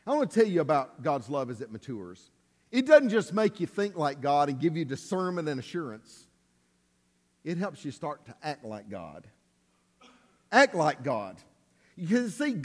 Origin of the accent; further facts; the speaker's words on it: Alabama, United States; we're from Alabama